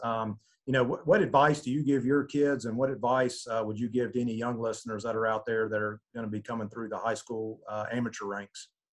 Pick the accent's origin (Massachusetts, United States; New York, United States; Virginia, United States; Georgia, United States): Georgia, United States; was born and raised in Georgia.